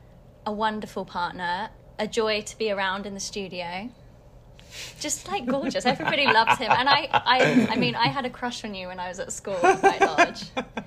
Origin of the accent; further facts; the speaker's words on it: Harrow, London, United Kingdom; I was born in Harrow.